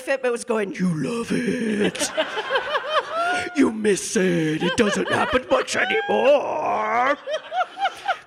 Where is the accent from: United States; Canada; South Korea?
United States; I'm the only American.